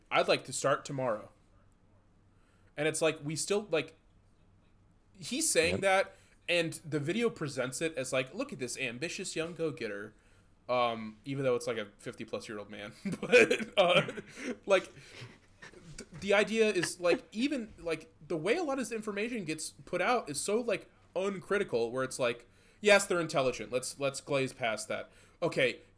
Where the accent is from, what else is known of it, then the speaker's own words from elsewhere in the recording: 20 minutes outside of Detroit, Michigan, United States; We grew up 20 minutes outside of Detroit.